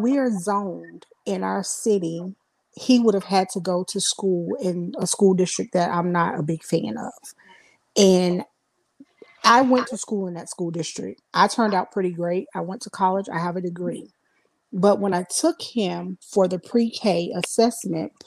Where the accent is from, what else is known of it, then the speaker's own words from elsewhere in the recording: South Carolina, United States; I'm from South Carolina